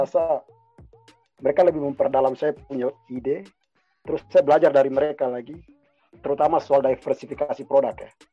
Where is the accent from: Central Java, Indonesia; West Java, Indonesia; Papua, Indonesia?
Papua, Indonesia; saya dari Papua juga